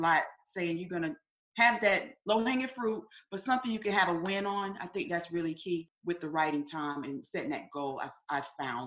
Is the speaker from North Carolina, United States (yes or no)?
yes; Winston-Salem, North Carolina, United States; now in Columbia, United States; I'm originally from Winston-Salem, North Carolina. I'm here in Columbia, South Carolina